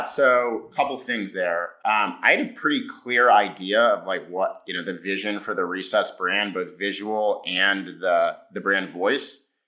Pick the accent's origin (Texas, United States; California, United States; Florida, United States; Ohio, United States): California, United States; I grew up in California